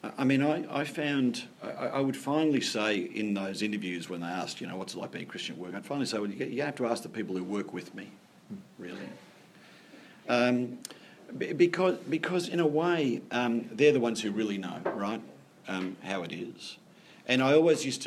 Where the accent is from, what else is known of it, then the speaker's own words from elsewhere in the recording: Sydney, New South Wales, Australia; moved away; I was born in Sydney, you know, born in a good part of Sydney, to parents that really valued education, who sent me to a wonderful school